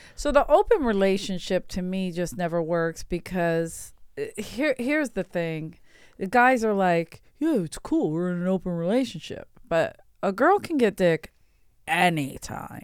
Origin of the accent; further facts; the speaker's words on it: Philadelphia, Pennsylvania, United States; I'm from Philadelphia